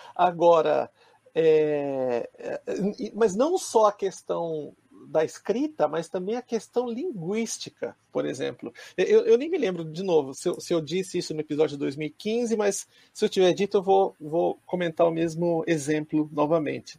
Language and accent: Portuguese; Brazil; moved away as an adult; now in Japan; eu cresci no Brasil